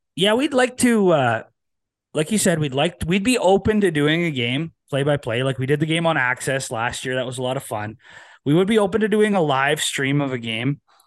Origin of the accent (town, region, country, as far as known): Wilkie, Saskatchewan, Canada; born or raised there